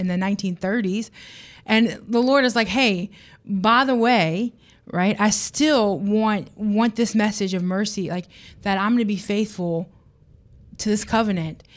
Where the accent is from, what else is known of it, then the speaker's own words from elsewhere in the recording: United States; I am an American